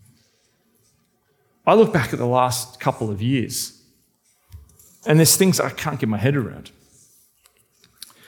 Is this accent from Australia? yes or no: yes; Australia; I'm the Australian male